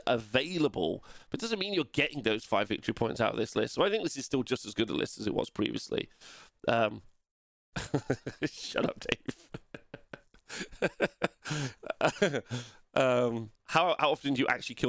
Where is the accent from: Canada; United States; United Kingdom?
United Kingdom; England